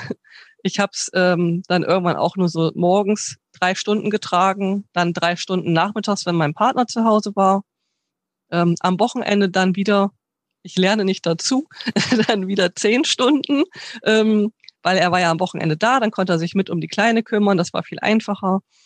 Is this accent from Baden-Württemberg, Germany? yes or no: no; Bremen, Germany; ich bin eigentlich gebürtig aus Bremen